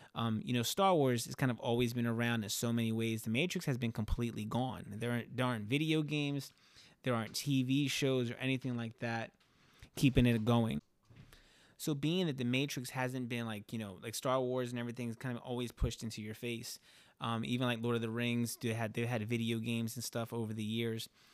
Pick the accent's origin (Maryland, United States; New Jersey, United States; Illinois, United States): New Jersey, United States; Camden; being from the city in, in Camden, right? I'm from New Jersey, I'm outside of Philadelphia